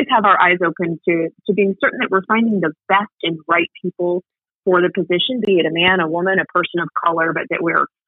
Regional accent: Ann Arbor, Michigan, United States; I grew up in Ann Arbor

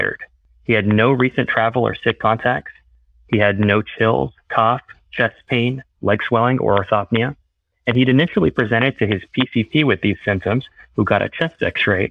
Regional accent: Deep South Texas, United States; moved away as an adult; also born or lived in Austin; now in Boston, United States; I'm originally from Deep South Texas

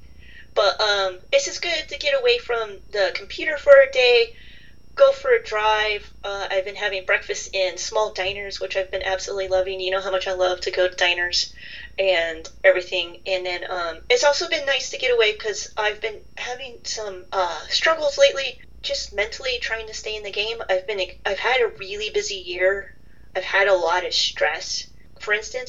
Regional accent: California, United States; moved away; growing up in California, where we did not have seasons

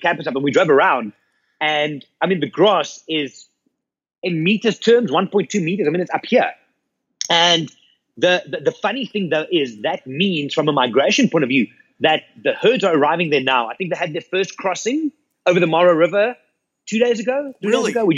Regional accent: South Africa; We come from South Africa

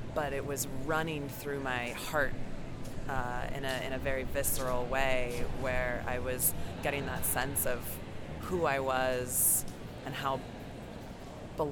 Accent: Colorado, United States; now in Los Angeles, United States; I'm from Colorado, but I live in Los Angeles

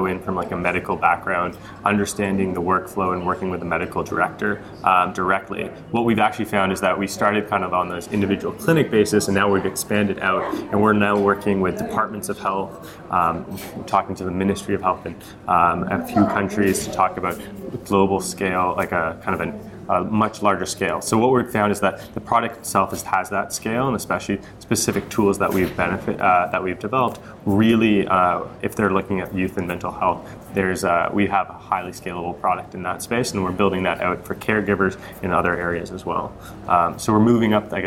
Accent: Vancouver, British Columbia, Canada; I'm originally from Vancouver

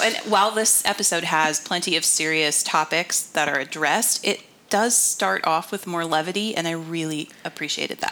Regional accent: United States; being an American

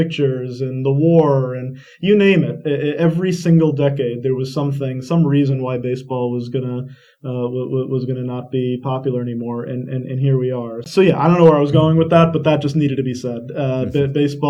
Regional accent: Long Island, New York, United States; when I was 6 years old, it was 1986, growing up on Long Island

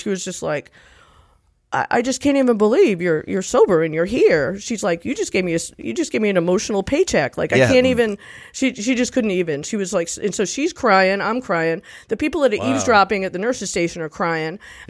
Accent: Nashville, Tennessee, United States; I'm a physician assistant. I'm from Nashville.

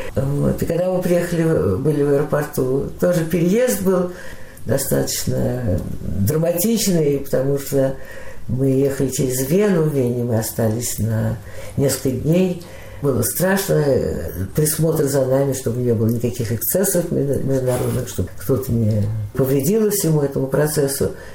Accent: Moscow, Russia; moved away as an adult; now in Beersheba, Israel; В 1943 году э, я родилась, и так в Москве и осталась

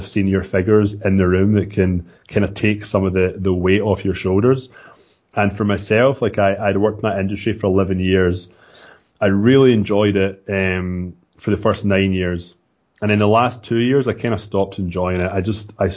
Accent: Scotland, United Kingdom; accent: Scottish; moved away as an adult; now in Toronto, Canada; I'm from Scotland, as you said. I moved to Canada in 2006 and in Toronto, Ontario.

